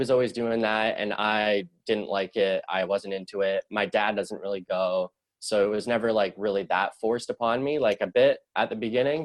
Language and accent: English; Sutton, Ontario, Canada; also born or lived in Scarborough, Toronto; I was born in Scarborough, which is like a suburb of Toronto. After that, we moved to a town called Sutton. It's about an hour away, an hour north. And that's where I grew up in the formative years